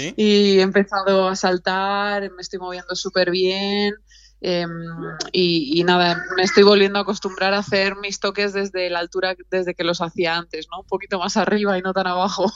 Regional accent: Alicante, Valencian Community, Spain; moved away; also born or lived in Tenerife; las dos somos de Alicante

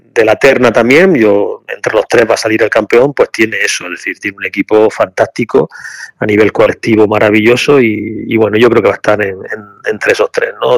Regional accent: Granada, Andalusia, Spain; Yo soy de aquí de Granada

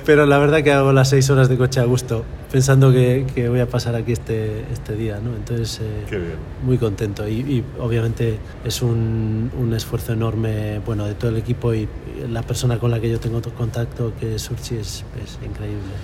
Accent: Galicia, Spain; also born or lived in Netherlands / Valencia; tengo mucha, mucho apego a mi tierra y no, no, no fui capaz de irme y, dije, bueno, pues la única forma de vivir en Galicia

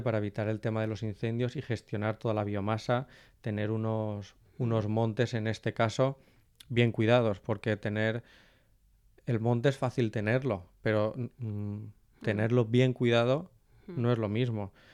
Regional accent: Valencian Community, Spain; como valenciano

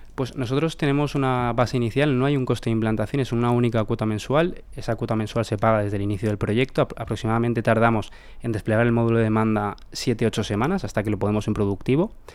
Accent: Valencia, Valencian Community, Spain; somos de Valencia

